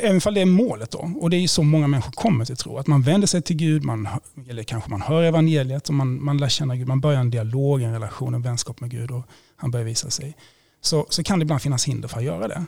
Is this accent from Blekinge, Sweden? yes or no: yes; Blekinge, Sweden; now in Gothenburg, Sweden; Jag kommer från Blekinge från början